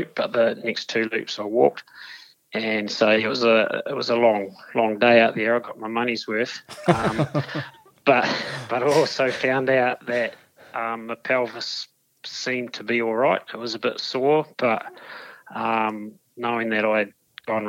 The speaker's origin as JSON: {"language": "English", "town": "Dunedin", "region": "Otago", "country": "New Zealand", "tie": "born or raised there", "said": "born and bred in Dunedin"}